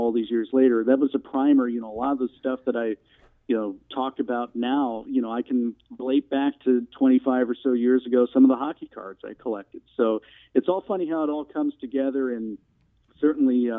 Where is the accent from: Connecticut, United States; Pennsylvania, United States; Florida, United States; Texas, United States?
Florida, United States; Tampa; I'm not originally from Tampa, but I grew up here